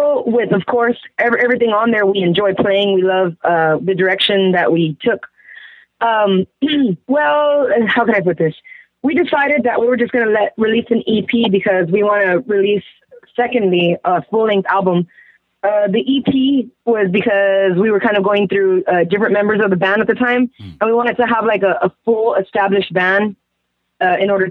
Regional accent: San Antonio, Texas, United States; Me and Joey are from San Antonio

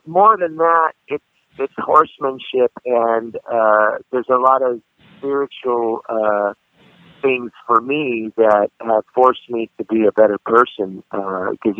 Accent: Sacramento, California, United States; I grew up in South Sacramento, which is kind of a ghetto neighborhood

